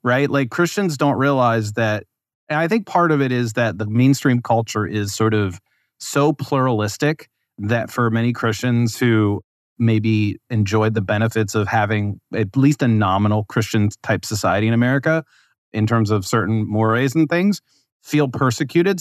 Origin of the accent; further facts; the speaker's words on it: West Virginia, United States; I grew up in West Virginia